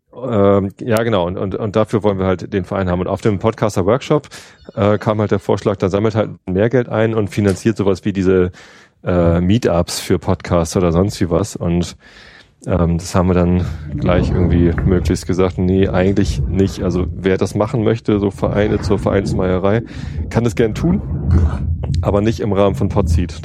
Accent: Berlin, Germany; als Berliner

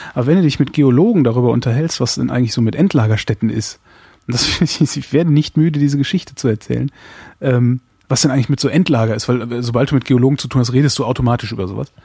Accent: Cologne, North Rhine-Westphalia, Germany; ich komme jetzt nun äh, aus Köln

